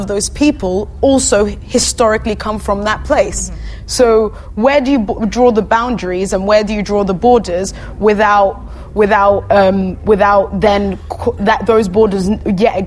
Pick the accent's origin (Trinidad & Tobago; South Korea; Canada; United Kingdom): United Kingdom; London; I'm from London, so I know the UK very well as well